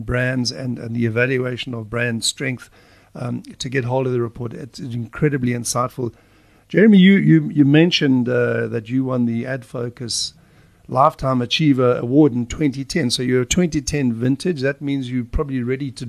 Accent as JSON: {"language": "English", "town": "Durban", "region": "KwaZulu-Natal", "country": "South Africa", "tie": "born or raised there", "said": "growing up in Durban"}